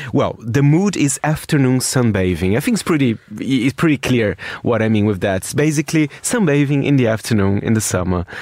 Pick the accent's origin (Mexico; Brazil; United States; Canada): Brazil; I'm from Brazil